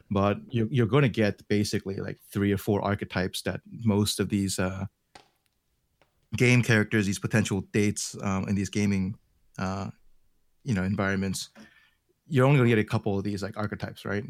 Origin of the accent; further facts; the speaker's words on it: Baltimore, Maryland, United States; I'm actually from Baltimore, but, you know, I guess Korean would be like my, my parents